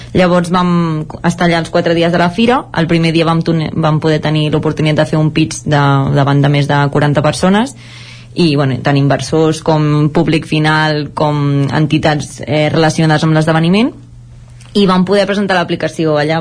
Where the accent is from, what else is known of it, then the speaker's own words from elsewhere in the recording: La Garriga, Catalonia, Spain; nosaltres som de la Garriga